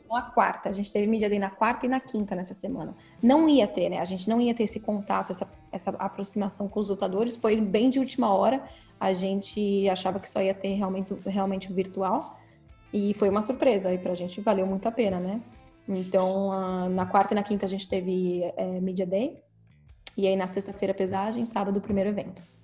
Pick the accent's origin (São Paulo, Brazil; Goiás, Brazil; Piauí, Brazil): São Paulo, Brazil; now in Sacramento, United States; Eu sou de São Paulo, né?